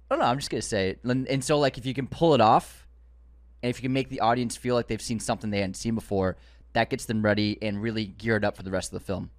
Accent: Boston, Massachusetts, United States; growing up in the Boston area

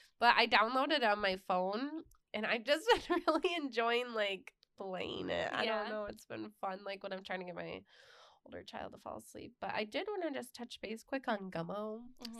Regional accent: Ohio, United States; now that we've said we're from Ohio

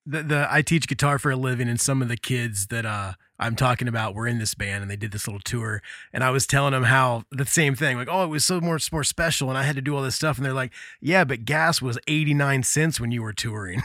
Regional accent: Midwest, United States; growing up in the Midwest

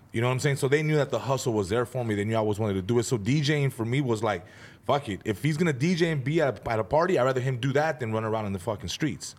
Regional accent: San Fernando, California, United States; also born or lived in Van Nuys; I was born in Van Nuys, grew up in San Fernando, uh, moved around, but for the most part, just kinda grew up in San Fernando

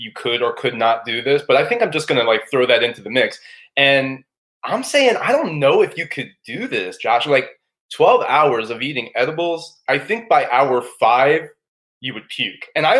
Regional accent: Maryland, United States; I'm from Maryland

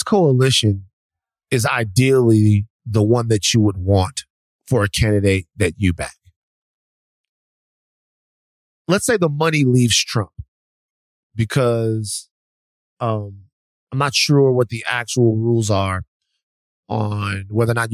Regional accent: the South, United States; I'm from the South.

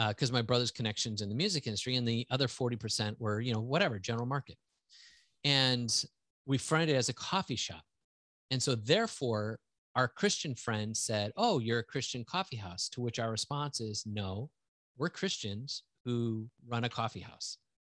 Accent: central Wisconsin, United States; also born or lived in Houston, Texas; I grew up all the way through high school in that area

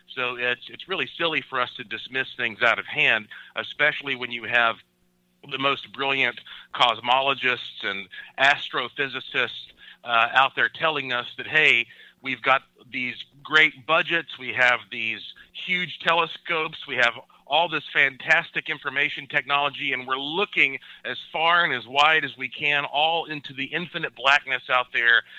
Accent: Asheville, North Carolina, United States; I was born and raised in Asheville, North Carolina, the heart of the oldest mountains in North America.

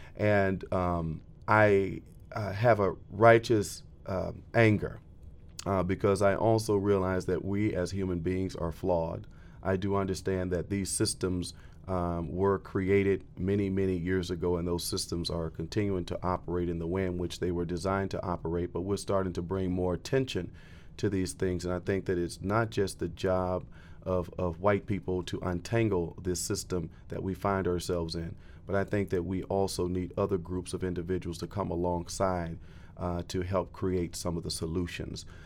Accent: Florida, United States; moved away as an adult; now in Bridgeport, United States; originally, I'm from Florida, uh, and a transplant to the Northeast

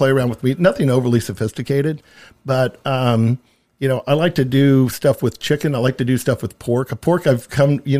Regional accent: Middletown, Indiana, United States; we come from Middletown, east of Anderson

